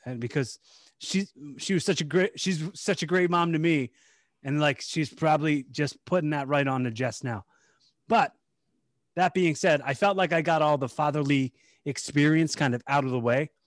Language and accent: English; Bucks County, Pennsylvania, United States; we're from, we're from Bucks County, P A, like, um, the Philadelphia suburbs